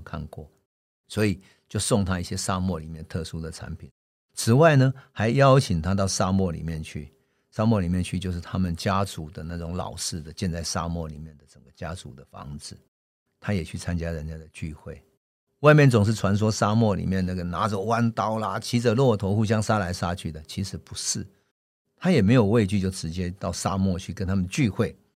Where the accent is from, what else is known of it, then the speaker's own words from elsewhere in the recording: Taiwan; 跟我一样，我也是在乡村长大的